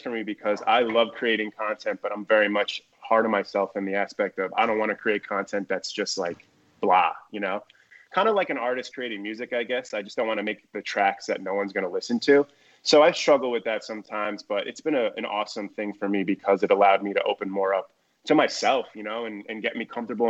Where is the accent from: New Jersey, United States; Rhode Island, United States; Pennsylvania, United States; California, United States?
New Jersey, United States; I'm from Jersey. So we went through Hurricane Sandy in 2012, and we had never experienced something like that living there